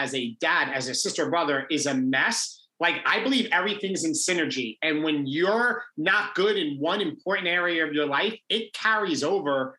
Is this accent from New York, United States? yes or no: yes; Long Island, New York, United States; I grew up in Long Island in New York, went to private high school, St. Anthony's High School